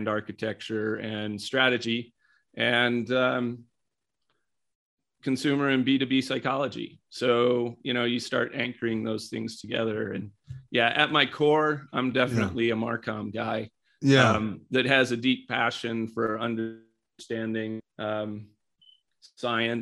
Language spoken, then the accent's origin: English; Mexico; moved away as an adult; also born or lived in Detroit, Michigan, United States / Fort Collins, Colorado, United States / Texas, United States; now in Colorado, United States; was born outside of Detroit and grew up in Mexico